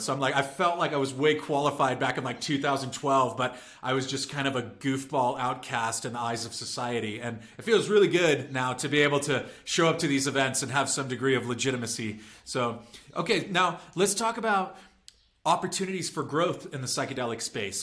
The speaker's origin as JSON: {"language": "English", "area": "San Diego and San Francisco", "region": "California", "country": "United States", "tie": "born or raised there", "said": "I grew up in San Diego and in San Francisco"}